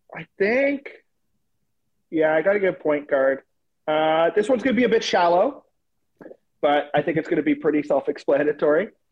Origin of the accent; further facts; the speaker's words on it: Toronto, Ontario, Canada; my hometown of Toronto